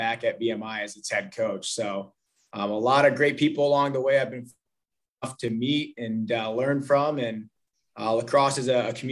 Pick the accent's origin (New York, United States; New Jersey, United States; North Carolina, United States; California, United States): New York, United States; Rochester; growing up in Rochester, New York. I'm an upstate guy